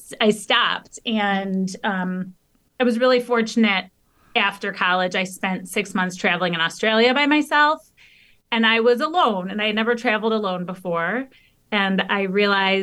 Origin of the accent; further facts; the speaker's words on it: outside of Detroit, Michigan, United States; I grew up outside of Detroit